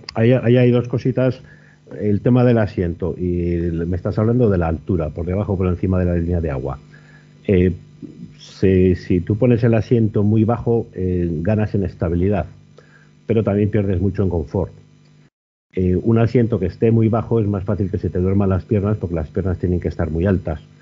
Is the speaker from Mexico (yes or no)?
no; Burgos, Castile and León, Spain; aquí en Burgos? Pues, pues porque es mi tierra